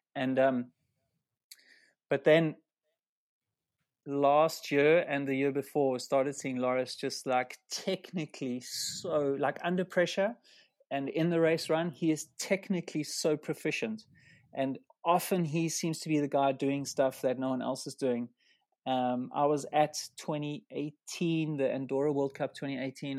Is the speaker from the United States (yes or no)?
no; South Africa; we come from a similar area in South Africa